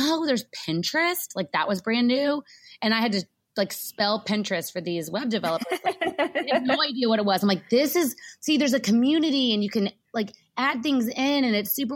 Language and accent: English; Texas, United States; Y'all, I say y'all, I'm from Texas.